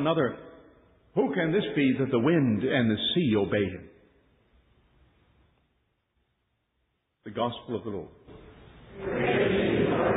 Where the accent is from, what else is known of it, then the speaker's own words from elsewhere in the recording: Philadelphia, Pennsylvania, United States; I'm from Philly